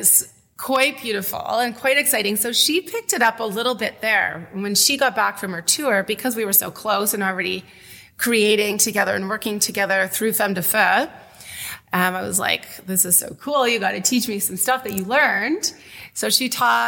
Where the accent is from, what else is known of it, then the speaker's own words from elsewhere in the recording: Winnipeg, Manitoba, Canada; moved away as an adult; also born or lived in Toronto; now in Welland, Canada; I'm from Winnipeg originally. My family's from there. I grew up there.